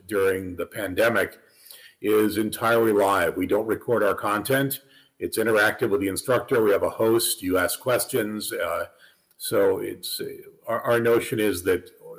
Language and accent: English; St. Louis, Missouri, United States; moved away as an adult; also born or lived in Northern California / New York City / Pennsylvania; I was raised in St. Louis